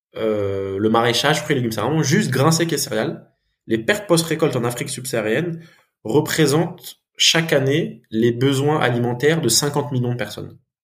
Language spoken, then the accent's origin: French; France; je suis franco-malgache. Donc j'ai grandi en France.